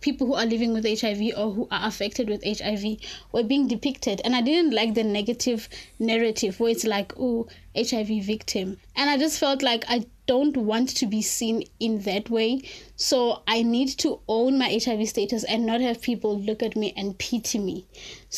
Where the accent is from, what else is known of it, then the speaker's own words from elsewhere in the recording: South Africa; I'm from South Africa